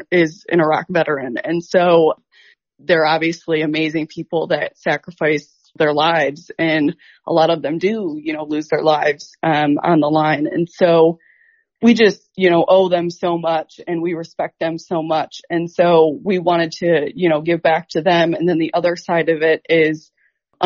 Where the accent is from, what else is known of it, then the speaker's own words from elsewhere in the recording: Detroit, Michigan, United States; I'm from Detroit area.